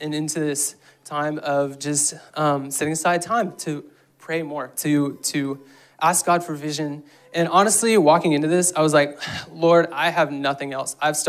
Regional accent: Guatemala; I grew up in Guatemala, and so if you need vision for that mission trip, I just have vision coming out of my ears for that.

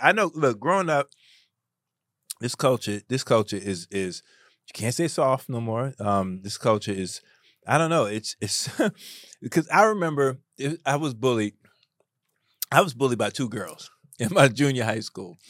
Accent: New York City, New York, United States; I grew up in the South Bronx.

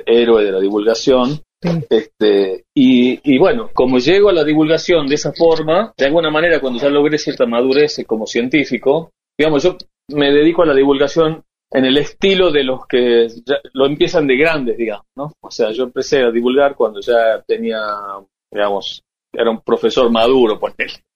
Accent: Tucumán, Argentina; me recibió como tucumano porque estaba en Toronto

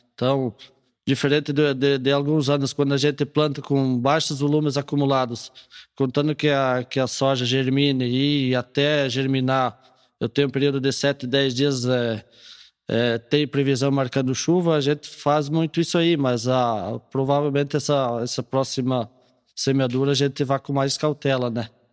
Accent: Rio Grande do Sul, Brazil; moved away; eu sou natural do Rio Grande do Sul

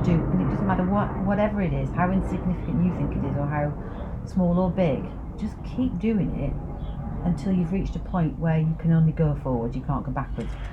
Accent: the north of England, United Kingdom; accent: Northern; moved away as an adult; now in London, United Kingdom; being Northern.

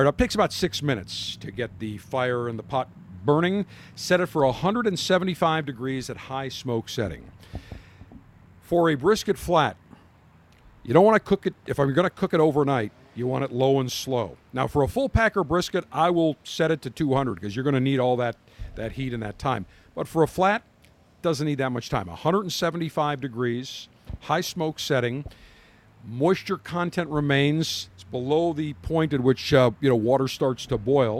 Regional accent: Buffalo, New York, United States; now in Tampa, United States; I am from Buffalo

